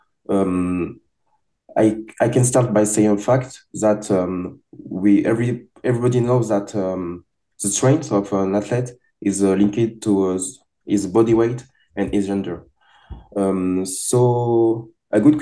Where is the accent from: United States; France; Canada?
France; I'm from France